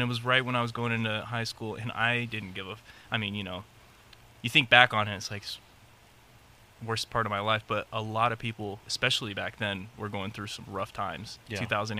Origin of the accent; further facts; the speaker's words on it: Long Beach, California, United States; born there; also born or lived in San Diego / North Carolina; Born in Long Beach, went up to San Diego, then to North Carolina, then back to San Diego.